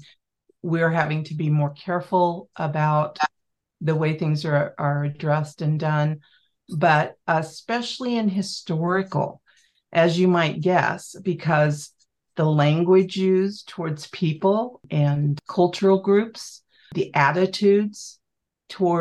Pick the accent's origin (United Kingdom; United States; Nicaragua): United States; Kansas; moved away as an adult; now in Montana, United States; I was Kansas born and raised